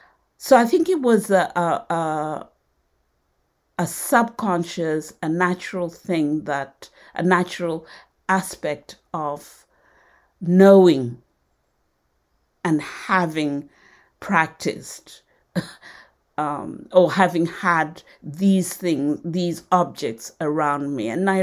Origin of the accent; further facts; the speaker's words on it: Nairobi, Kenya; born there; although I was born in Nairobi, we always went back to Western Kenya, where my antecedents came from. And there it was still very, very rural.